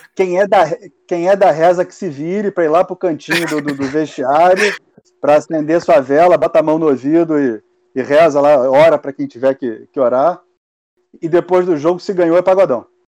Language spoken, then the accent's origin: Portuguese; Niterói, Rio de Janeiro, Brazil; also born or lived in Arcozelo; sou carioca, né? Quer dizer, sou carioca, sou niteraense